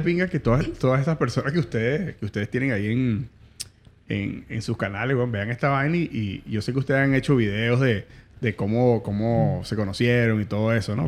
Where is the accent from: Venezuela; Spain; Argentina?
Venezuela; moved away; Nosotros como venezolanos tenemos una, idiosincrasia